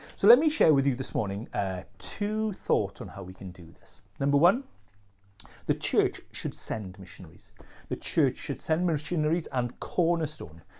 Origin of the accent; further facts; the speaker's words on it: Wales, United Kingdom; as Welsh people